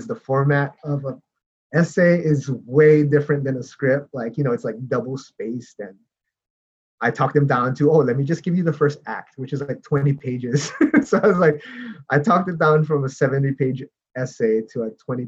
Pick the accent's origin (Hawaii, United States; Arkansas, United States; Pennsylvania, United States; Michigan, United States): Hawaii, United States; moved away as an adult; also born or lived in Seattle; now in Los Angeles, United States; growing up in Hawaii, you definitely, like, the arts is definitely not encouraged